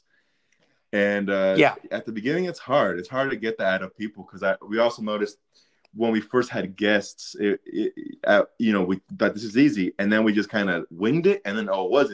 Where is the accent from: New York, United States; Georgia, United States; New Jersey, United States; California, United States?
California, United States; Midway City; in Orange County. Midway City is what it's called